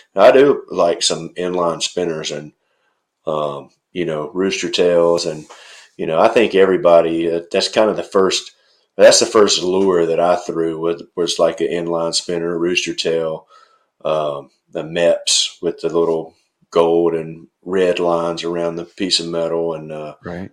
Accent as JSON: {"language": "English", "region": "North Middle Tennessee", "country": "United States", "moved": "yes", "said": "I'm from Middle Tennessee, like North Middle Tennessee."}